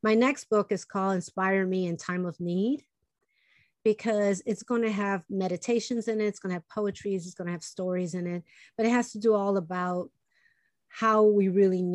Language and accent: English; Chicago, Illinois, United States; first language Spanish; English is a second language; born and raised in Chicago, my parents came from Puerto Rico, and, you know, they only spoke Spanish